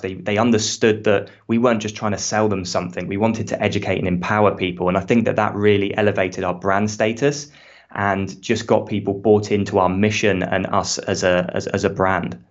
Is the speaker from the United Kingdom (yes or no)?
yes; United Kingdom; accent: British; now in Australia; as you can hear from my accent, I'm British